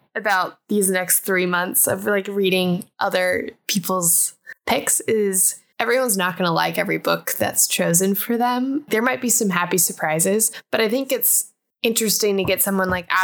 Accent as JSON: {"language": "English", "region": "Colorado", "country": "United States", "tie": "born or raised there", "said": "growing up in Colorado."}